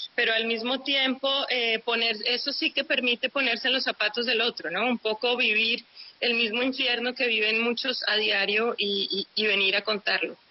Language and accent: Spanish; Colombia; somos los colombianos